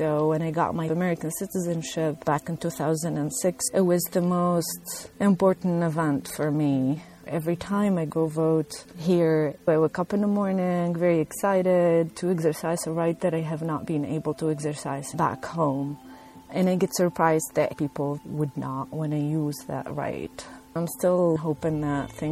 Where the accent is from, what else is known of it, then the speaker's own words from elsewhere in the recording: Tunisia; moved away as an adult; also born or lived in Northeastern United States / Kentucky; now in Louisville, United States; I am originally from Tunisia